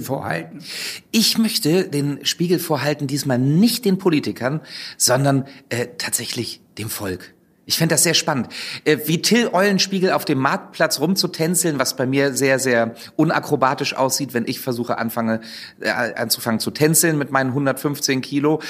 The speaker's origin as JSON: {"language": "German", "town": "Wolfsburg", "region": "Lower Saxony", "country": "Germany", "moved": "yes", "said": "ich komme ja ursprünglich aus Wolfsburg."}